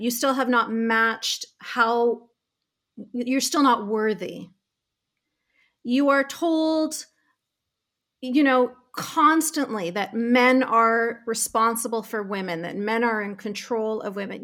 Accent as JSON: {"language": "English", "country": "Canada", "tie": "born or raised there", "said": "I was really, really privileged to be born and raised in Canada"}